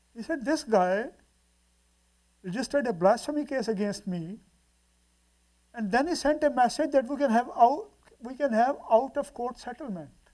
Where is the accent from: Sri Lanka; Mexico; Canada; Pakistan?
Pakistan; Multan, Punjab; we went to Multan, my hometown.